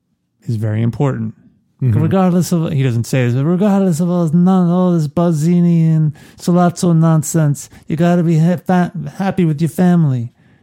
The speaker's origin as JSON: {"language": "English", "region": "New York", "country": "United States", "tie": "born or raised there", "said": "growing up in New York"}